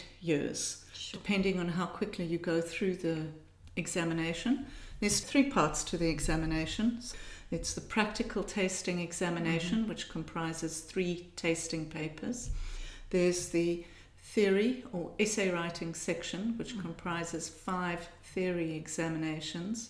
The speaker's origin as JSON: {"language": "English", "town": "Johannesburg", "region": "Gauteng", "country": "South Africa", "tie": "born or raised there", "said": "when we were growing up in Johannesburg"}